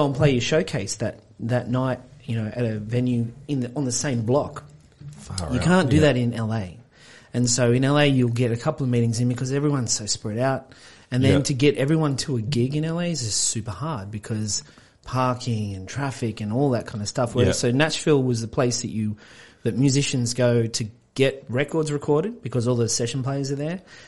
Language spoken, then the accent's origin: English; Gunnedah, New South Wales, Australia; moved away as an adult; also born or lived in Sydney / United States; now in Wollongong, Australia; I was from Gunnedah, which is northwest New South Wales, sort of out in the country.